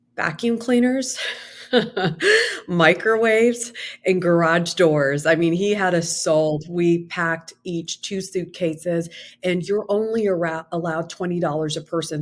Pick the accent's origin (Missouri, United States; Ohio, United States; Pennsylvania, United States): Ohio, United States; Columbus; also born or lived in India; moved to the United States specifically Columbus, Ohio, when I was five with my younger brother and parents